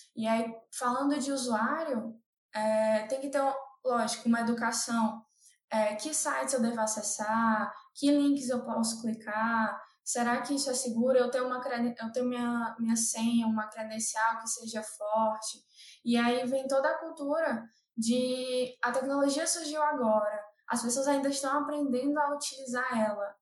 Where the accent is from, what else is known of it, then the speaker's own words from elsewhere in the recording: Fortaleza, Ceará, Brazil; moved away as an adult; now in São Paulo, Brazil; eu sou de Fortaleza, eu morava em Fortaleza, no Ceará